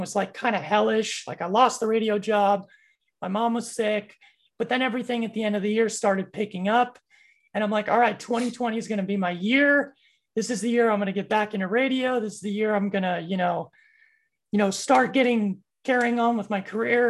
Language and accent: English; San Diego, California, United States; born and raised in San Diego